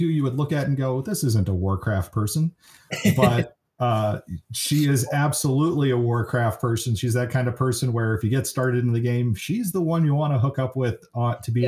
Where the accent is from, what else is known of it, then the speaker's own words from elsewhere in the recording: Bay Area, California, United States; now in Racine, United States; growing up in the Bay Area